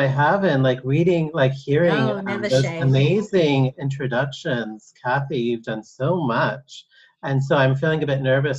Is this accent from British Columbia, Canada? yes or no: no; Guelph, Ontario, Canada; I grew up in Guelph, which is a small town in Ontario, Canada. It's the hometown of Neve Campbell from the Scream film, so that's our claim to fame. But it was really a predominantly white community.